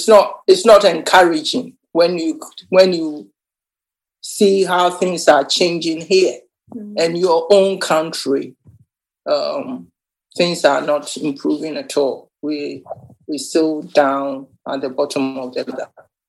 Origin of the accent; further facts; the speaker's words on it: Ghana; now in England; I think what I can say is I came to England 1979, and at that time, women or black people were supposed not to be heard.